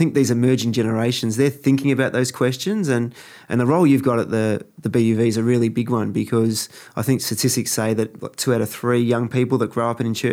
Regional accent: Melbourne, Victoria, Australia; I'm just from the Bogan, southeast of Melbourne.

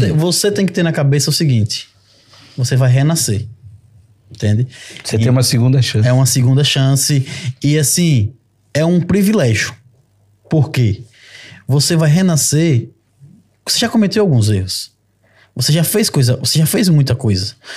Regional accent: Brazil; moved away as an adult; now in Portugal; eu saí do Brasil no meu melhor momento profissional

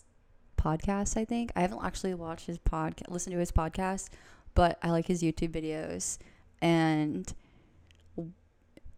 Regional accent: Boston area, South Shore, Massachusetts, United States; I'm from the Boston area, from the South Shore personally.

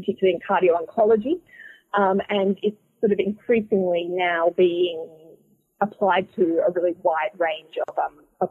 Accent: Australia; moved away as an adult; now in Boston, United States; I'm originally from Australia. I'm an Australian-trained cardiologist

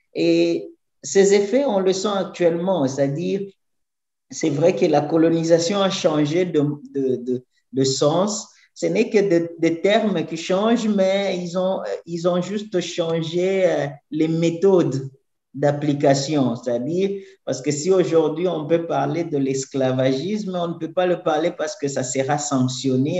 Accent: DR Congo; first language French; moved away as an adult; now in São Paulo, Brazil; Moi, je viens de la République démocratique du Congo, mais je vis ici à São Paulo

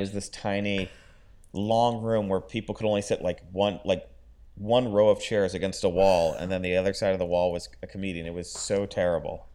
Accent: Florida, United States; growing up in Florida

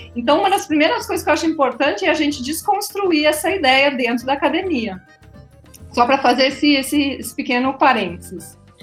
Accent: Rio Grande do Sul, Brazil; accent: gaúcho; moved away as an adult; also born or lived in Florianópolis; now in Rio Grande do Norte, Brazil; eu sou gaúcha, me formei em ciências biológicas e licenciatura e bacharelado na Universidade Federal do Rio Grande do Sul

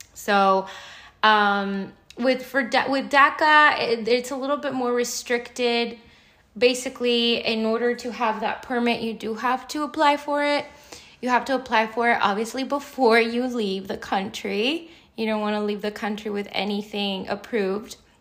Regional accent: United States; also born or lived in Mexico; I've lived my life, my entire life here. I came here when I was 3 years old.

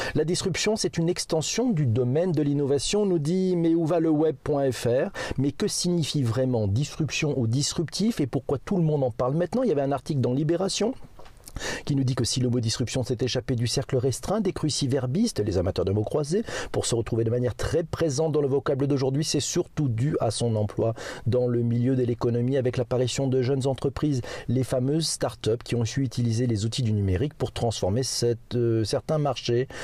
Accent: France; chez nous, en France

